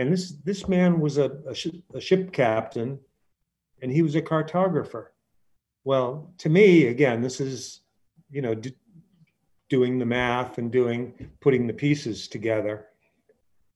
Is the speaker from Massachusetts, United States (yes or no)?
yes; Brewster, Massachusetts, United States; as a boy, I grew up in Brewster, and my uncles were fishermen